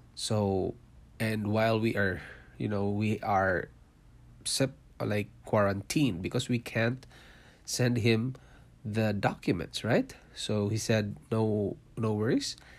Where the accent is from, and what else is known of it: Philippines; born or raised there; moved away as an adult; also born or lived in Singapore; now in Canada